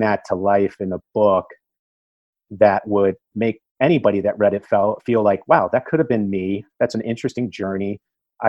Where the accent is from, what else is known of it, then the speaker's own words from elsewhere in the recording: East Coast, United States; moved away as an adult; now in Los Angeles, United States; I'm from the East Coast originally